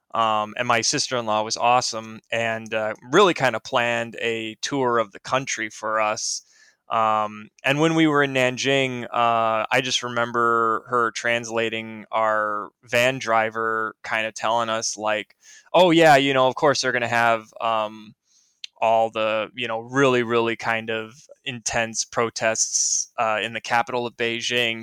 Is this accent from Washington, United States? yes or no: no; Naperville, Illinois, United States; I'm from Naperville, Illinois.